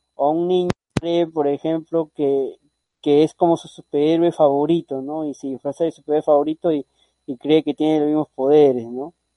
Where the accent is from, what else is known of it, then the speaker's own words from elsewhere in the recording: Peru; yo soy peruano